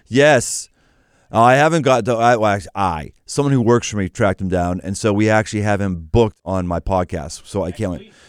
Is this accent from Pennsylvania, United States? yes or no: yes; Pittsburgh, Pennsylvania, United States; moved away; I came from Pittsburgh. Pittsburgh was a steel town